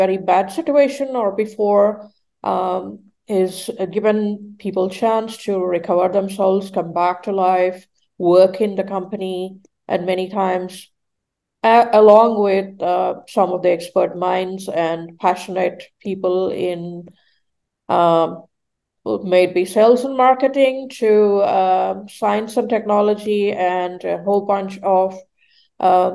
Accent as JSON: {"language": "English", "town": "Melbourne", "region": "Victoria", "country": "Australia", "tie": "born or raised there", "said": "I am brought up in Australia, so I'm from Melbourne."}